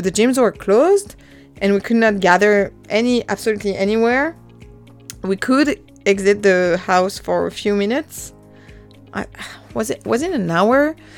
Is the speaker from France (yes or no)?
yes; French Alps, France; first language French; English is a second language; also born or lived in Dallas, Texas, United States; I was born and raised in the French Alps